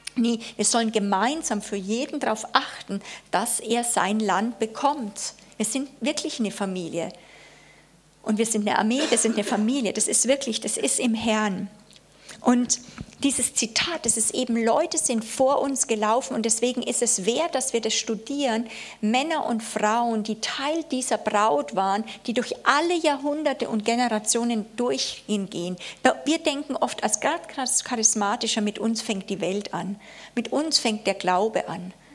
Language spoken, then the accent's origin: German; Germany; also born or lived in Konstanz; wir erleben als Deutsche